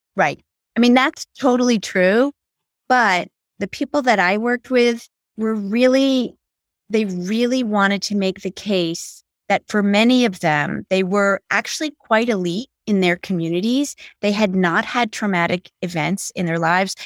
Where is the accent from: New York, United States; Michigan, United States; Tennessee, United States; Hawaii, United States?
New York, United States; New York City; I grew up on the Upper West Side of Manhattan